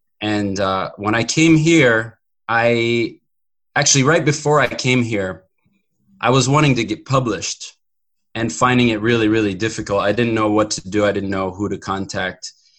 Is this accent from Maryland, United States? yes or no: yes; Maryland, United States; I was in the East Coast in the Washington, D.C. area, Maryland. Yeah, my family, my parents are still there.